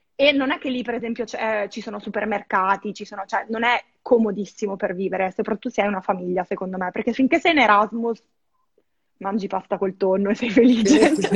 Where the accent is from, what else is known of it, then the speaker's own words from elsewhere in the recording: Verona, Veneto, Italy; moved away as an adult; now in Lisbon, Portugal; la mia vita a Verona, perché vengo da Verona